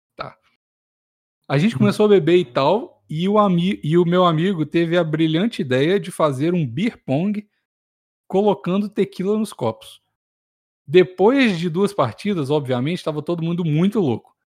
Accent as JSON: {"language": "Portuguese", "region": "Minas Gerais", "country": "Brazil"}